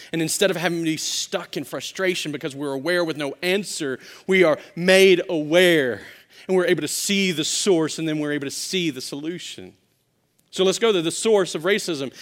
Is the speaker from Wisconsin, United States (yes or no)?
no; Louisiana, United States; also born or lived in Arkansas; I grew up in Louisiana, and, and, uh, before that, I was born in Arkansas